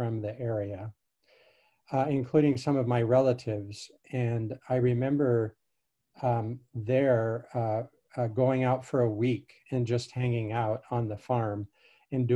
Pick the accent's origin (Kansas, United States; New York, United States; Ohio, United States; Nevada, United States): Kansas, United States; Hillsboro; born or raised there; also born or lived in Chaco, Paraguay